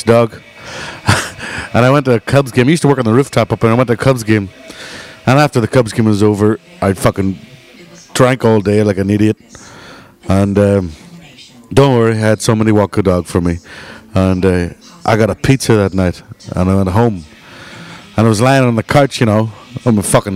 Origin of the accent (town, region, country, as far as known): Ireland; moved away as an adult; now in Chicago, United States